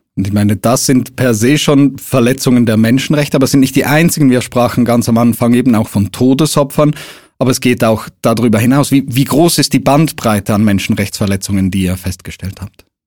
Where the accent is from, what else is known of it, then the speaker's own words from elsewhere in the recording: Switzerland; bei uns in der Schweiz